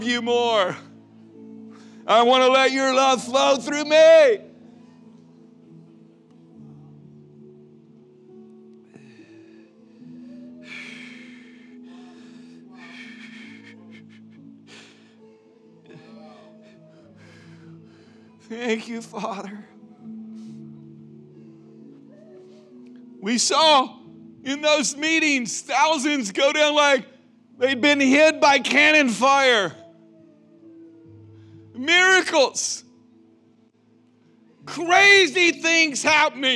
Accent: Mason, Texas, United States; from Mason, Texas

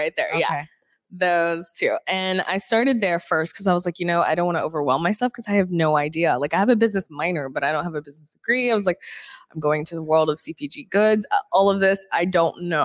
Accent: Florida, United States; moved away; I'm from Florida. So of course it rains every 10 minutes

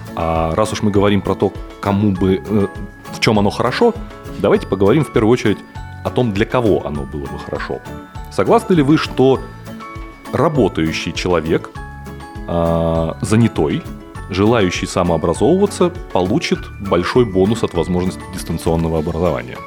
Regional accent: Saint Petersburg, Russia; я из Петербурга

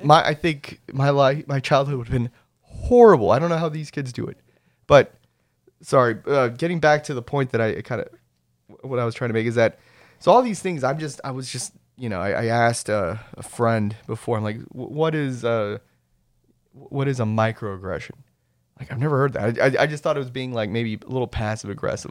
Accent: Rio Grande Valley, Texas, United States; also born or lived in Saint Charles, Missouri; by virtue of where I was raised, I'm, I'm from the Rio Grande Valley

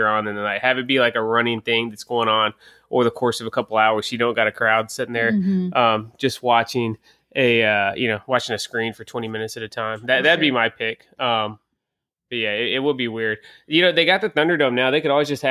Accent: Gulf Coast in South Texas, United States; I grew up on the Gulf Coast in South Texas

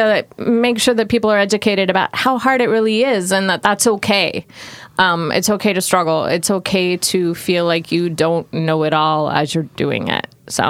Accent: Portland, Oregon, United States; also born or lived in Southern California / Miami; I come from Southern California originally, but have born in Southern California, raised in Portland, moved around many times. Lived in Miami for a year

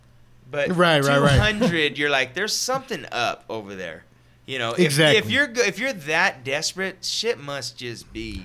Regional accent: Long Beach, California, United States; I was born in Long Beach.

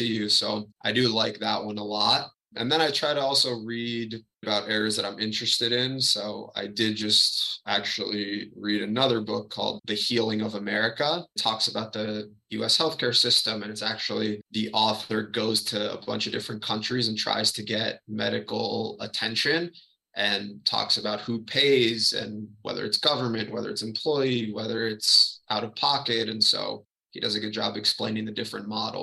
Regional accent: Miami, Florida, United States; growing up in Miami, a lot of people learn Spanish

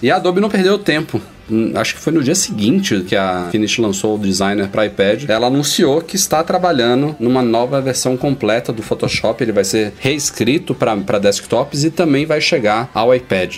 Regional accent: Salvador, Bahia, Brazil; also born or lived in São Paulo; minha terrinha aqui, em Salvador, minha outra terra natal, São Paulo

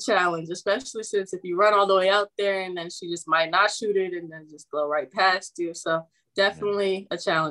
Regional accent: Maryland, United States; moved away; play against Maryland, too, being that I'm from Maryland.

